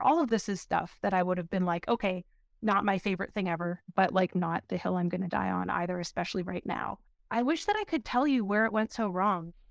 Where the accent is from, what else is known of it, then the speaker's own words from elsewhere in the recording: Windsor, Ontario, Canada; I grew up in Windsor, Ontario, or outside of Windsor, Ontario in the county